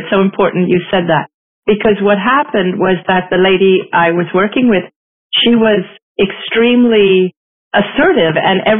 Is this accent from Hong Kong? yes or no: yes; Hong Kong; also born or lived in Singapore; I grew up in Asia. I am Asian. I'm ethnically Indian. I grew up in Hong Kong. I was born in Singapore. My parents are Hindus.